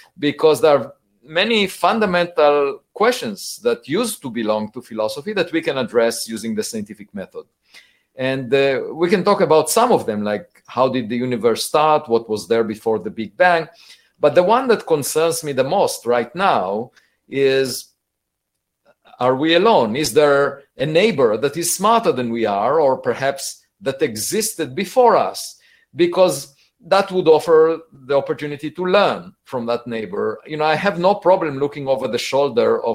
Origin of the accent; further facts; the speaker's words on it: Israel; now in United States; I was born in Israel